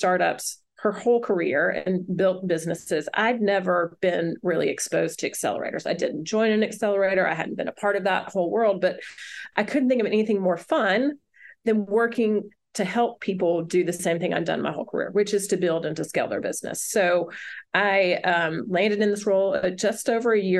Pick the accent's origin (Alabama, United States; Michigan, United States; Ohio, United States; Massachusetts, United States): Alabama, United States; also born or lived in Philadelphia; now in Chattanooga, United States; I'm from Alabama, went back home